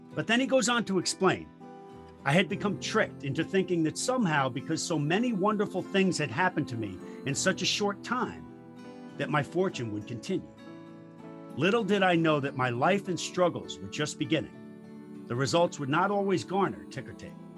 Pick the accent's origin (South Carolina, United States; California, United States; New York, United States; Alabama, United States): New York, United States; I'm a New Yorker